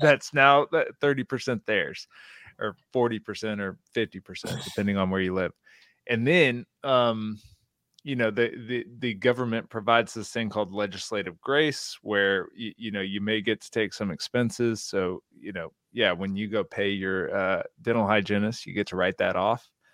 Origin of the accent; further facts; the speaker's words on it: Houston, Texas, United States; I'm from Houston, Texas